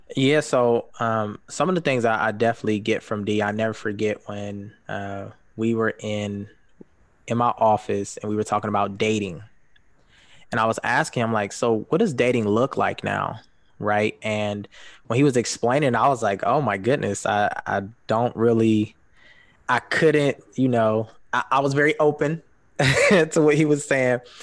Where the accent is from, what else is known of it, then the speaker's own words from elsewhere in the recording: Columbus, Ohio, United States; moved away as an adult; now in Grand Rapids, United States; I'm originally from Columbus, Ohio. Um, I moved to Grand Rapids about three years ago.